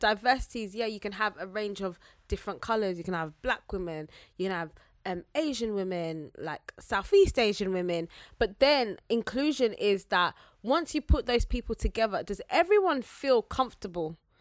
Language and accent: English; Zambia; I'm Zambian